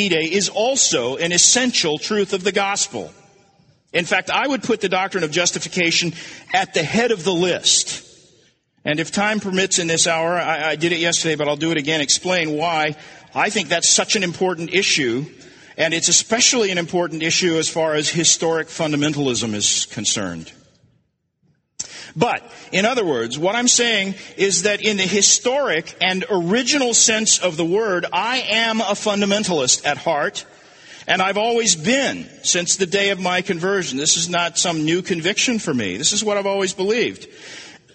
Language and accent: English; Tulsa, Oklahoma, United States; I grew up in Tulsa